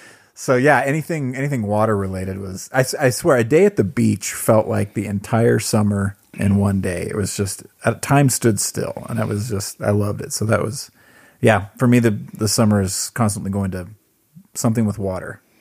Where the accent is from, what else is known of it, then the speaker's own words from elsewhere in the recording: Southern California, United States; moved away; growing up in Southern California